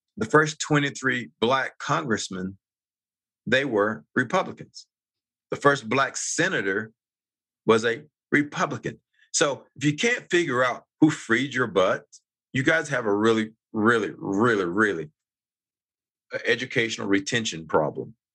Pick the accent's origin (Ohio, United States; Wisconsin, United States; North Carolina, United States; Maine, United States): North Carolina, United States; moved away as an adult; now in Utah, United States; I grew up on the East Coast. I'm actually from originally North Carolina